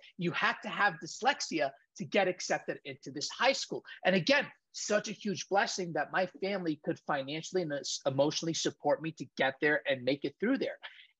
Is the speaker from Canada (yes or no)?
no; Saudi Arabia; I was born and raised in Saudi Arabia. And right from the get-go, Marco, I was born in this melting pot of culture